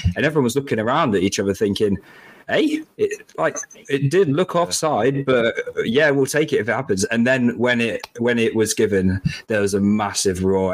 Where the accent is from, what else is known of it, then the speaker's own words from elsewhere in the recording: Lincolnshire, East Midlands, United Kingdom; we're not we're not from London, we're from Lincolnshire.